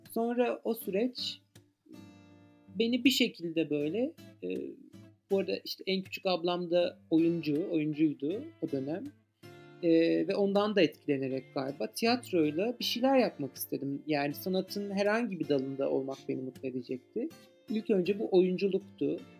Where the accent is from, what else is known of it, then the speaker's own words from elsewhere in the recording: Ankara, Turkey; E, özellikle işte ben doğma büyüme Ankaralıyım bu arada ve eski bir Bilkentliyim de.